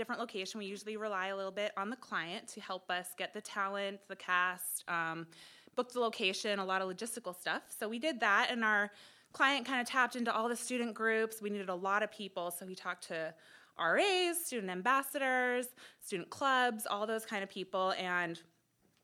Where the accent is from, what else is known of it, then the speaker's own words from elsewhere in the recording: Fairbanks, Alaska, United States; moved away as an adult; also born or lived in Midwest; now in Anchorage, United States; I'm from Fairbanks